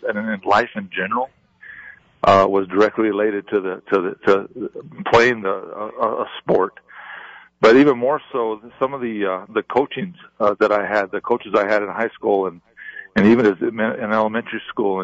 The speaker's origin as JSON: {"language": "English", "town": "Corrales", "region": "New Mexico", "country": "United States", "tie": "born or raised there", "said": "we grew up in Corrales"}